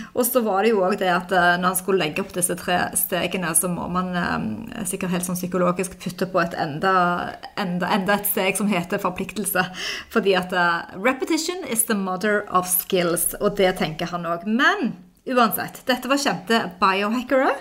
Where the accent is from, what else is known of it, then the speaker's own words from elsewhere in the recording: Stavanger, Rogaland, Norway; moved away; meg og de venninnene mine hjemme i Stavanger